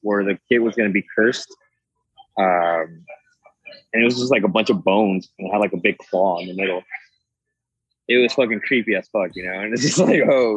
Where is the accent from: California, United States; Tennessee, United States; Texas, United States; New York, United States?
Texas, United States; Mesquite; also born or lived in Monterrey, Mexico; I did go to high school in Mesquite